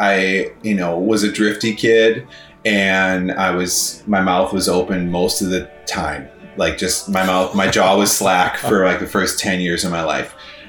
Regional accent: Midwest, United States; And as a Midwesterner, I would also ski with my mom or with my dad and my brother.

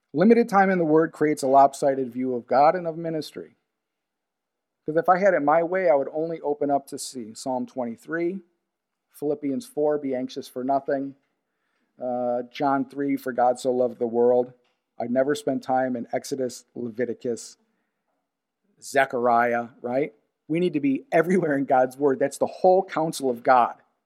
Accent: United States; Being an American

